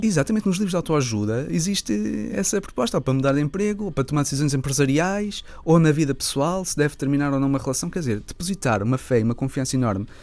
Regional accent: Lisbon, Portugal; sendo Lisboeta

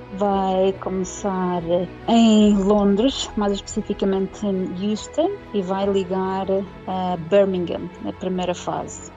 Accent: Madeira, Portugal; moved away as an adult; now in United Kingdom; quando nós nascemos e vivemos na Madeira

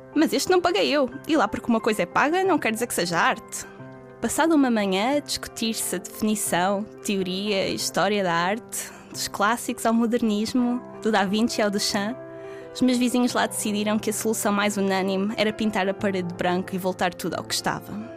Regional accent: Penafiel, Norte, Portugal; moved away as an adult; now in Porto, Portugal; Eu sou de Penafiel, mas já vivo no Porto há alguns anos

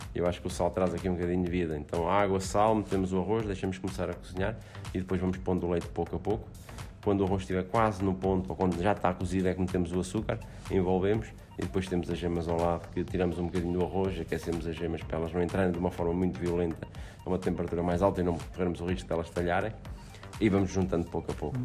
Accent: Portugal; como sou português e estou habituado a cozinhar eh, dentro da, da, nossa gastronomia portuguesa

